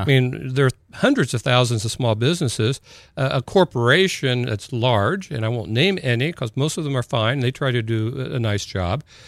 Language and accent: English; Columbus, Indiana, United States; also born or lived in New Albany, Indiana / Clarksville, Indiana; I s-, was in Columbus, Indiana until the mi-, middle of seventh grade